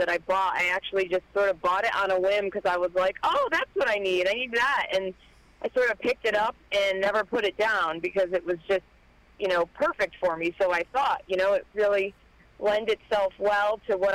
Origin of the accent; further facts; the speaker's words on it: Connecticut, United States; growing up in Connecticut. I am born and raised native here